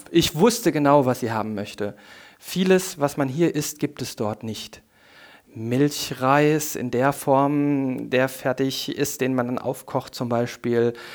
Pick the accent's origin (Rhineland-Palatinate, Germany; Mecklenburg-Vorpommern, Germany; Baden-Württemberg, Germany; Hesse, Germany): Rhineland-Palatinate, Germany; Koblenz; die Region und meine Heimat